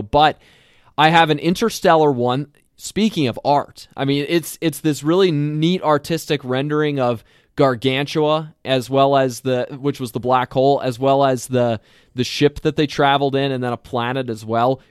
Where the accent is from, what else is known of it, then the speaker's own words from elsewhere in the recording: Lancaster County, Pennsylvania, United States; now in Minnesota, United States; I am from Lancaster County, Pennsylvania, that area.